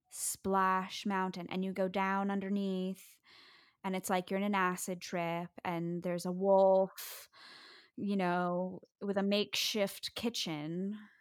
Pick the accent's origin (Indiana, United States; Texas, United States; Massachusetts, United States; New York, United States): New York, United States; New York City; I grew up on the Upper West Side of Manhattan